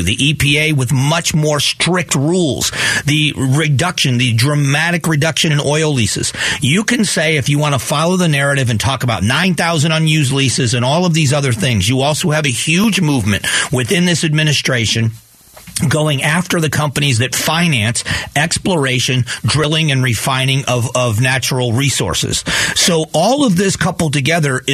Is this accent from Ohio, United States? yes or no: yes; Newbury, Ohio, United States; also born or lived in Cleveland, Ohio; now in Arizona, United States; I lived in farm, what used to be farm country, in northeast Ohio in Geauga County